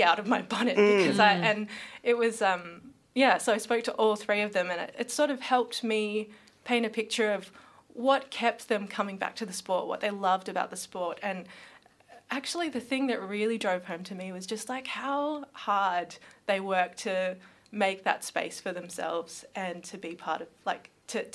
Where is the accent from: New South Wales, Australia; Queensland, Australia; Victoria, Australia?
Victoria, Australia; Melbourne; I was born in Melbourne, raised in Melbourne, you know, lived elsewhere as well